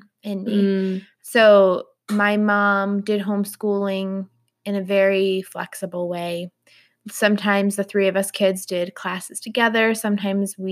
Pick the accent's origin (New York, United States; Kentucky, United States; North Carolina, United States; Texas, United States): New York, United States; Howard; I grew up in Little Howard, New York